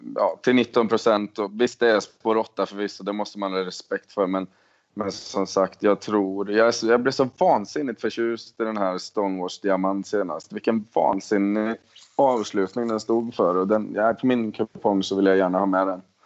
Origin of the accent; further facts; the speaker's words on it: Sweden; moved away; precis som hemma i Sverige